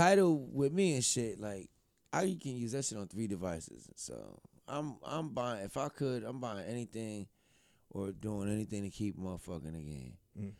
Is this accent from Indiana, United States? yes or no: no; New Jersey, United States; I'm from New Jersey, New York, New Jersey area.